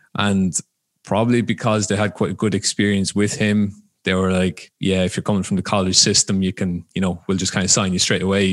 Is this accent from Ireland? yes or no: yes; Ireland; moved away as an adult; now in United States; I'm from Ireland, um, originally. So grew up there, started playing there.